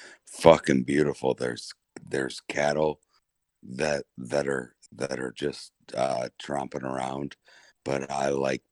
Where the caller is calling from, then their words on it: Oklahoma City, Oklahoma, United States; Oh, I'm in Oklahoma City, or just outside of Oklahoma City. I got 60 acres out here.